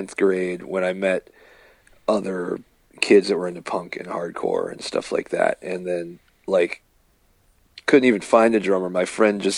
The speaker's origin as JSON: {"language": "English", "region": "Virginia", "country": "United States", "tie": "born or raised there", "said": "I grew up in Virginia"}